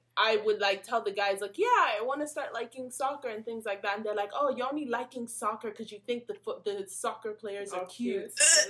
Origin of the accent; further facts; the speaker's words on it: Nigeria; I'm Nigerian.